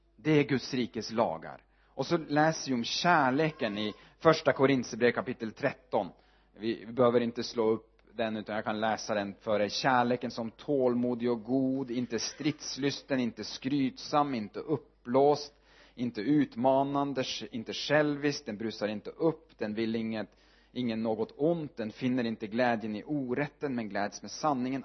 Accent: Northern Norway, Norway; Swedish is a second language; moved away as an adult; also born or lived in Sweden; now in Örebro, Sweden; jag är född uppe i Nordnorge

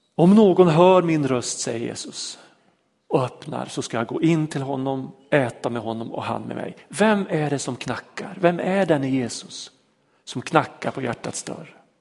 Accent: Vormsele, Västerbotten County, Sweden; När jag växte upp, eh, uppe i Vormsele, en liten by mellan Lycksele och Sorsele i Lappland

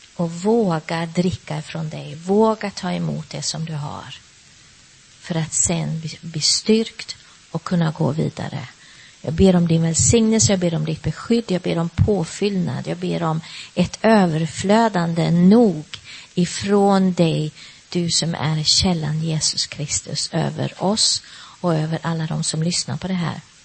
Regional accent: Sweden; moved away; hemma i Sverige

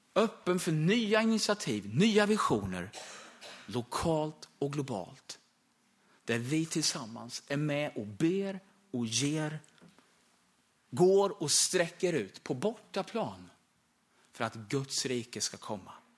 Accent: Österbymo, Östergötland, Sweden; familjen och församlingen där hemma i södra Östergötland i Österbymo

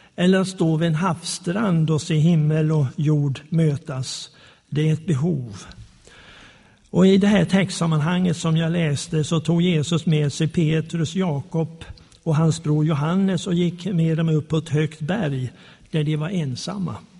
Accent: Småland, Sweden; also born or lived in Slagnäs, Arjeplog Municipality, Lapland; som smålänning

